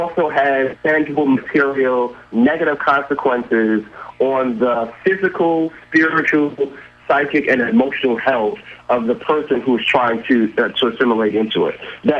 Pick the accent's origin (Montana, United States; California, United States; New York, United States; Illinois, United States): New York, United States; New York City; this is in Brooklyn, New York